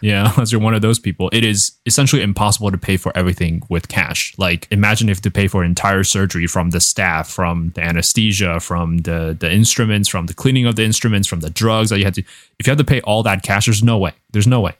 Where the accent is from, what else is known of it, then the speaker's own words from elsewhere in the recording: Taiwan; now in United States; growing up in Taiwan with universal healthcare and you can imagine the culture shock when I moved here